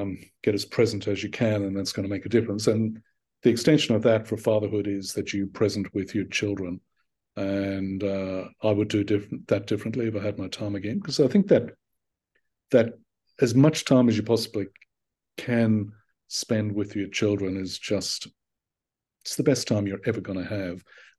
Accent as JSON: {"language": "English", "country": "Australia", "tie": "born or raised there", "also_born_or_lived": "Ireland", "said": "long after I had moved my life from being a young kid in Ireland to living and working and essentially growing up in Australia and properly growing up."}